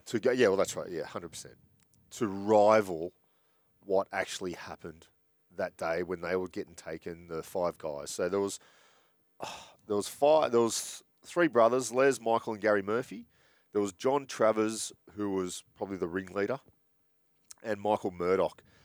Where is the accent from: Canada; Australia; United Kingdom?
Australia; Sydney, New South Wales; I grew up in Bondi